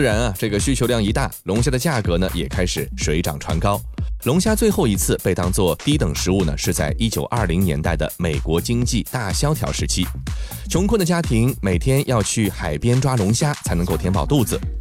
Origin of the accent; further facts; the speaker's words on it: China; 在我们中国